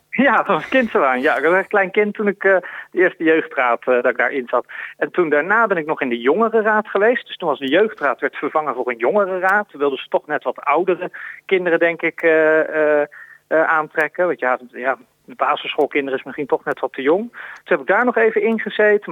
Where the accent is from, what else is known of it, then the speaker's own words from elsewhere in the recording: Woensdrecht, North Brabant, Netherlands; moved away; also born or lived in The Hague; ik ben geboren in Den Haag, maar het grootste deel van mijn tijd ben ik opgegroeid in, eh, in de gemeente Woensdrecht. In Woensdrecht. Dat is een heel klein dorpje in, in Noord-Brabant.